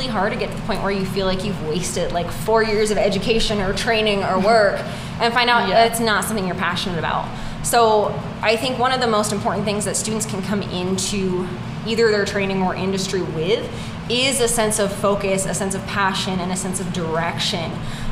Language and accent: English; Northern California, United States; I grew up in Northern California.